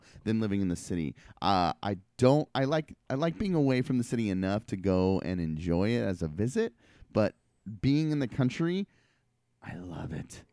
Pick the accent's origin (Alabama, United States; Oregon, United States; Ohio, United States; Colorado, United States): Oregon, United States; Portland; I went to high school and I grew up in Southeast Portland